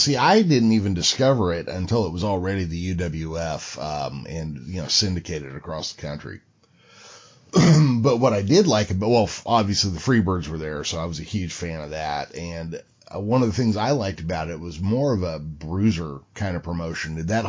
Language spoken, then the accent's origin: English; Central California, United States; I'm from Central California